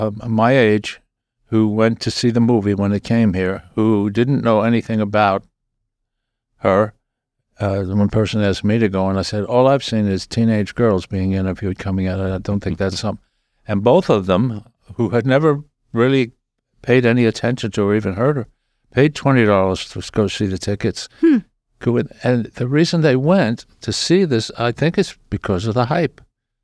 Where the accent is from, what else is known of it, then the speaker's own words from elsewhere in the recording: Long Island, New York, United States; moved away; also born or lived in Brooklyn, New York; when I was a kid growing up on Long Island and born in Brooklyn